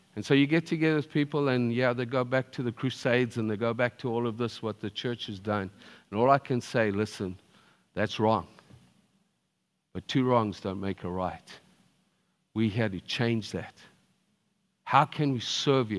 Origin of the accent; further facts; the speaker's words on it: Zimbabwe; I was born in Zimbabwe